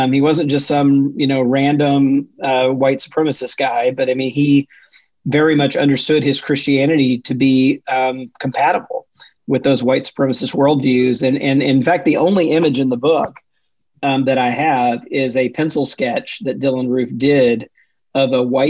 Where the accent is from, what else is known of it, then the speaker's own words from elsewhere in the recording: Deep South, United States; I think the fact that I grew up in the Deep South, you know, inside the white evangelical world, where these tensions were all around me and yet never really addressed, you know, by my faith.